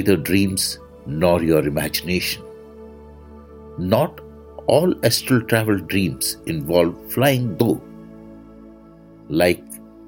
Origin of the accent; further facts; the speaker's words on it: India; I am the Indian monk